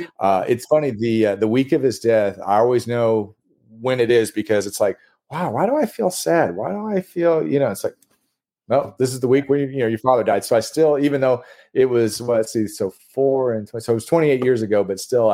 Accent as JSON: {"language": "English", "town": "Knoxville", "region": "Tennessee", "country": "United States", "tie": "born or raised there", "said": "I grew up in Knoxville."}